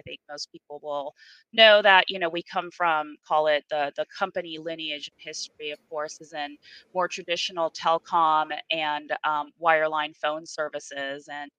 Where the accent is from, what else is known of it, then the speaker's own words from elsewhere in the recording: Japan; moved away; Even going back further before my career, I'm an immigrant from Japan. My dad and the family, he brought us over, it was $200 in a dream.